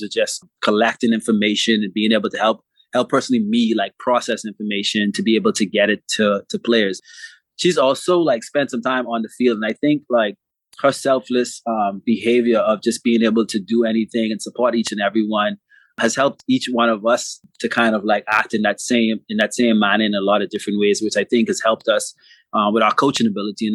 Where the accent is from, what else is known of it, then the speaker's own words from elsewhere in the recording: Bahamas; I'm from the Bahamas. I grew up playing fast pitch softball